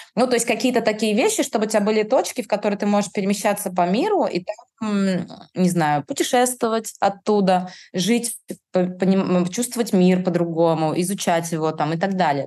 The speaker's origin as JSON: {"language": "Russian", "town": "Kaliningrad", "region": "Kaliningrad Oblast", "country": "Russia", "said": "я из Калининграда"}